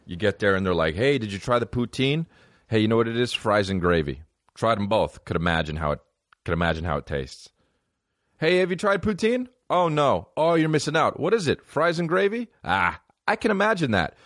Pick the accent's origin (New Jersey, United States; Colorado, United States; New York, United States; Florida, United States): New Jersey, United States; I'm from New Jersey